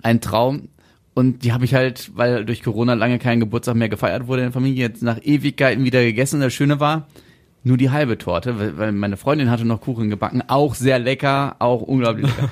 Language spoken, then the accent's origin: German; Germany; bei uns in Deutschland